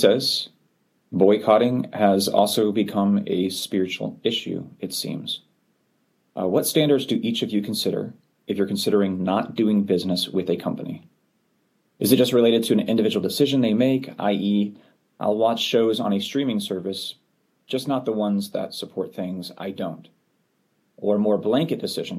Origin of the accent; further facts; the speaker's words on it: Florida, United States; I grew up in Florida